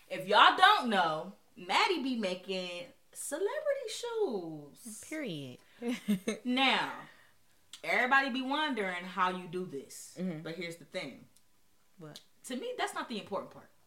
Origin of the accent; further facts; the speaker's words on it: Cleveland, Ohio, United States; I'm from Cleveland.